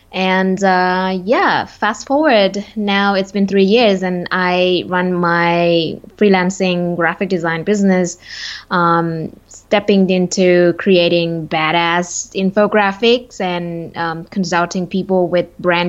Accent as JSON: {"language": "English", "country": "Vietnam", "tie": "born or raised there", "moved": "yes", "said": "I come from Vietnam and I spent most of my childhood there"}